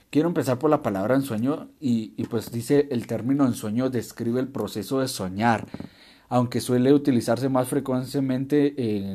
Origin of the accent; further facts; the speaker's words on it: Guatemala; born there; a menos acá en mi país natal, en Guatemala, pues sí hacemos eso, esperamos